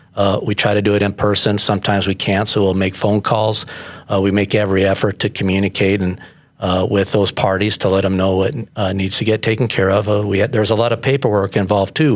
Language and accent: English; Colorado Springs, Colorado, United States; I was born in Colorado Springs